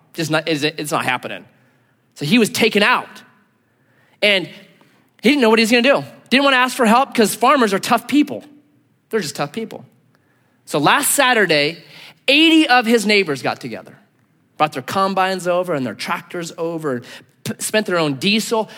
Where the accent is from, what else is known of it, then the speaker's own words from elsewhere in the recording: United States; I'm an American